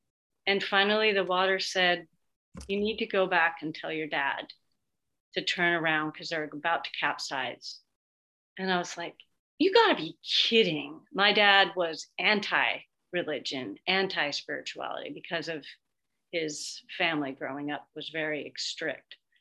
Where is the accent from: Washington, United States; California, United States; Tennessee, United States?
Washington, United States; Seattle; also born or lived in New York; I'm from Seattle, still live in Seattle